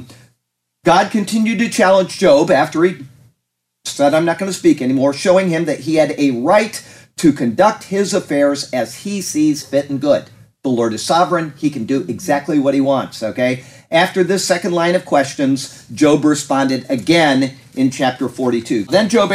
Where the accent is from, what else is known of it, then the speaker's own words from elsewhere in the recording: Sarasota, Florida, United States; I was born in Sarasota, Florida